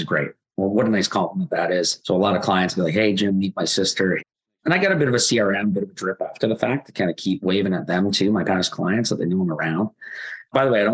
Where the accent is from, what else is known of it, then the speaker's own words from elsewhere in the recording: Waterloo, Ontario, Canada; I'm from Waterloo.